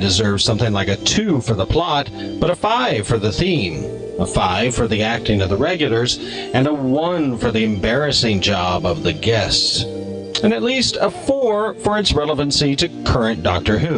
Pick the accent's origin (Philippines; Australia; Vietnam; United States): United States; as an American